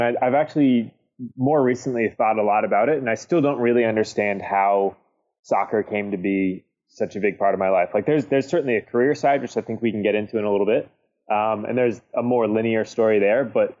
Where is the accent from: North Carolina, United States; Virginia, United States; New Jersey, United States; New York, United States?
Virginia, United States; born there; also born or lived in Kentucky / Indianola, Iowa / Baltimore, Maryland / Columbus, Ohio; I was born in Virginia, but moved to Kentucky, moved to Iowa, Indianola, Iowa, which is just outside Des Moines, like tiny town. And then we moved to Baltimore, Maryland from there, and then to Columbus, Ohio.